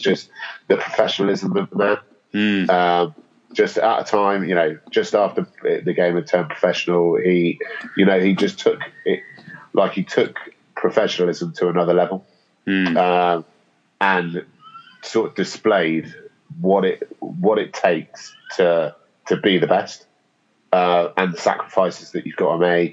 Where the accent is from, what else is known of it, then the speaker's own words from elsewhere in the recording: England, United Kingdom; as an Englishman